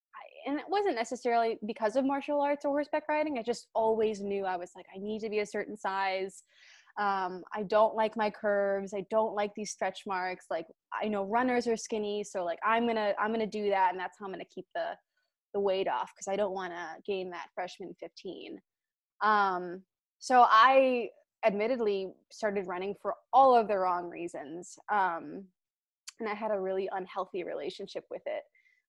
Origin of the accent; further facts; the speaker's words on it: Cleveland, Ohio, United States; now in Chicago, United States; I'm from Cleveland originally, live in Chicago now. So Midwestern gal through and through.